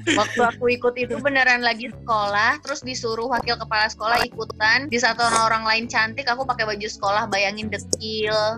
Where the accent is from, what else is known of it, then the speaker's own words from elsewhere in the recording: Solok Regency, West Sumatra, Indonesia; kampung halamanku dari Kabupaten Solo, tempat tinggalku di Kota Solo